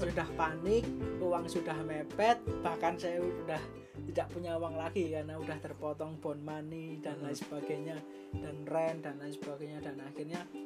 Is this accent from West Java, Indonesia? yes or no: no; Surakarta, Central Java, Indonesia; moved away as an adult; now in Australia; asalnya dari Surakarta Solo tercinta